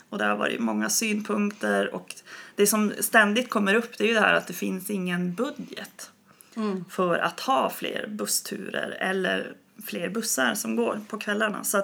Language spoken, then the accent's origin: Swedish; Umeå, Västerbotten County, Sweden; Jag, min dialekt är konstig. Jag är ju från Umeå eh, som jag har sagt. Och då hörs det att jag är uppifrån liksom.